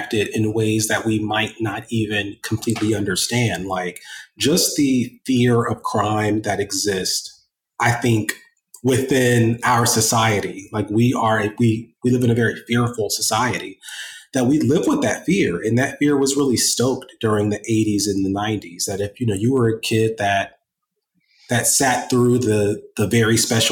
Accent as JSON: {"language": "English", "town": "Columbus", "region": "Ohio", "country": "United States", "tie": "born or raised there", "said": "I grew up very poor in Columbus, Ohio, raised by a single mother with two sisters"}